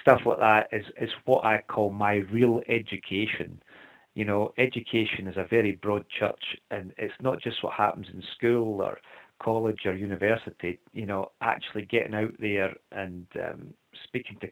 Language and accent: English; Scotland, United Kingdom; we are very lucky to be born in Scotland